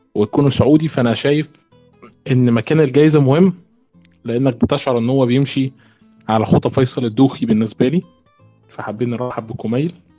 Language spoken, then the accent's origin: Arabic; Egypt; عندنا في مصر